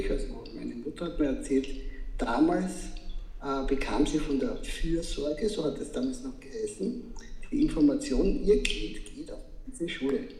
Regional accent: Vienna, Austria; born there; Ich bin in Wien geboren. Ich lebe auch in Wien

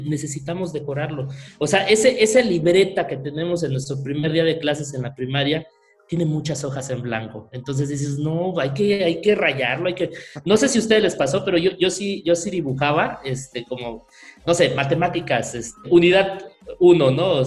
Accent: Mérida, Yucatán, Mexico; soy de Mérida

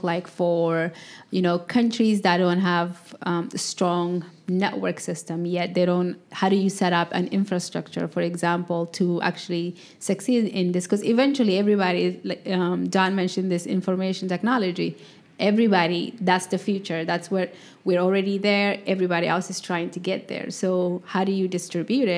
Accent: Ethiopia; moved away; I come from East Africa. There were like times where the government wouldn't allow, say, Skype. I'm from Ethiopia.

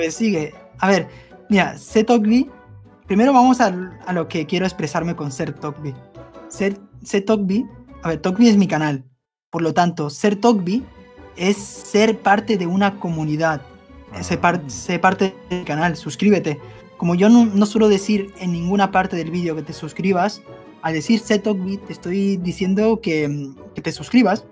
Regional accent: Barcelona, Catalonia, Spain; also born or lived in Buenos Aires, Argentina; Ya luego me fui a España, a Barcelona

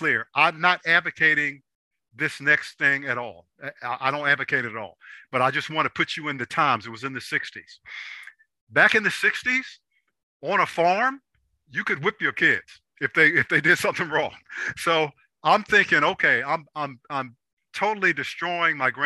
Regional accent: Washington, District of Columbia, United States; I grew up in Southeast DC

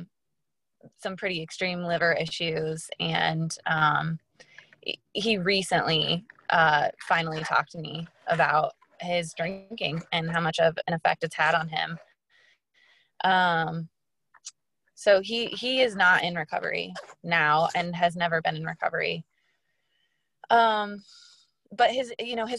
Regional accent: Des Moines, Iowa, United States; now in St. Charles, United States; I grew up in Des Moines, so I'm not too far from home

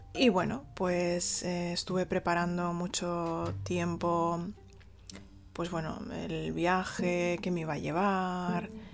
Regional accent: Spain; moved away as an adult; also born or lived in Beijing; como española

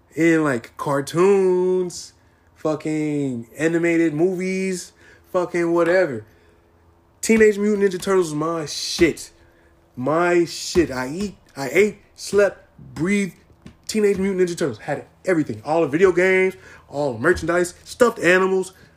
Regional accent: San Diego, California, United States; moved away; also born or lived in Arkadelphia, Arkansas; I am born from San Diego, California. I was half raised in Arkadelphia, Arkansas. So I I say like San Diego's my hometown, but Arkansas is also my hometown as well.

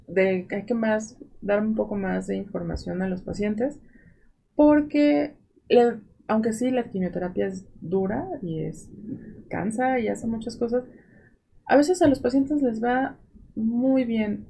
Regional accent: Mexico; así somos los mexicanos.

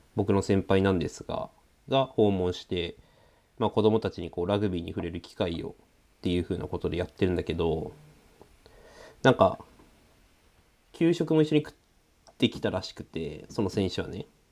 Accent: Sanjo, Aomori, Japan; 三条城出身だからさ。三条町って

